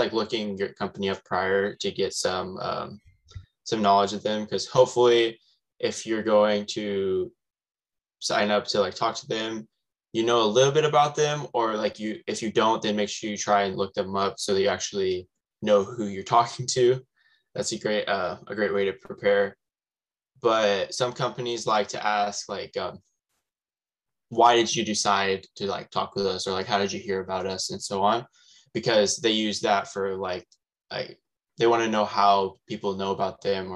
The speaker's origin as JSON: {"language": "English", "town": "Manteca", "region": "California", "country": "United States", "said": "I'm from Manteca, California."}